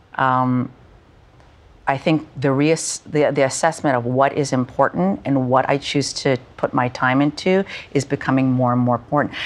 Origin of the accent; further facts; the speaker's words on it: Canada; having been born and raised in Canada